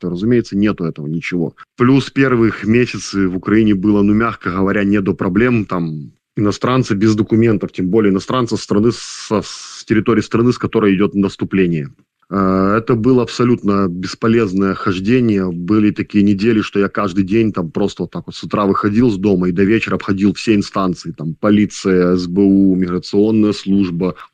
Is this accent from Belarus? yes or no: yes; Belarus; now in Lviv, Ukraine; есть такой кризисный центр помощи белорусам во Львове. Вот там как бы земляки, белорусы действительно помогают тебе с документами, со всем.